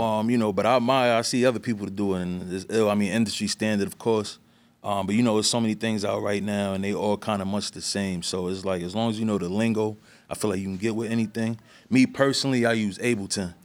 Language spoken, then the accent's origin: English; New York City, New York, United States; also born or lived in East Harlem; I was born in East Harlem, raised in the Bronx